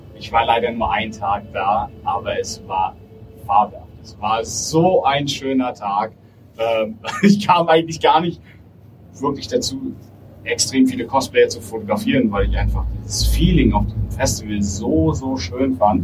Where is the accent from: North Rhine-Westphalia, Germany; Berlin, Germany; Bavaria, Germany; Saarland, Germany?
Berlin, Germany; also born or lived in Bonn; ich wollte dann doch wieder zurück in meine Heimat, zu meiner Familie und meinen Freunden.